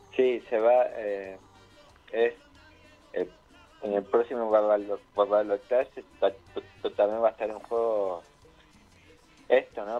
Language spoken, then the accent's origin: Spanish; Argentina